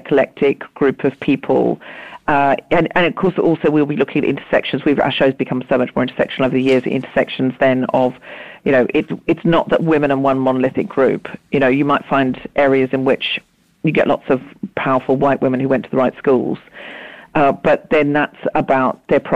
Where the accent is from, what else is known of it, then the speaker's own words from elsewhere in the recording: Australia; now in United Kingdom; I was raised in Australia